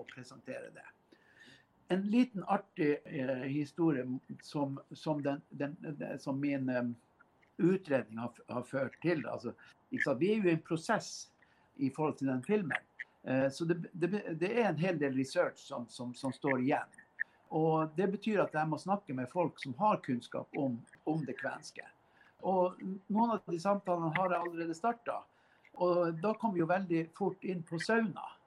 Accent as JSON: {"language": "Norwegian", "town": "Karasjok", "region": "Finnmark", "country": "Norway", "tie": "born or raised there", "said": "noen jeg vokste opp sammen med i Karasjok"}